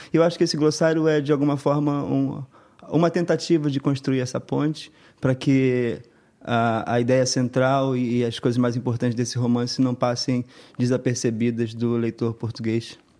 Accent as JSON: {"language": "Portuguese", "country": "Brazil", "said": "do nosso Estado, do nosso país"}